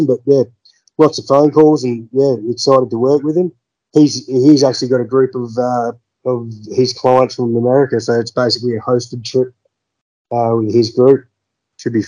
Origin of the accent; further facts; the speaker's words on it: Gordonvale, Queensland, Australia; also born or lived in Darwin; I grew up in Gordonville. I was actually born in Darwin.